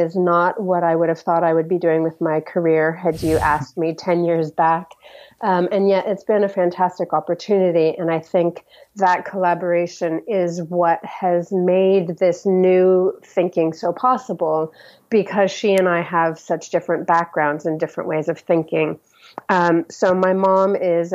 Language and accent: English; United States; moved away as an adult; now in United Kingdom; as an American living here long-term in the UK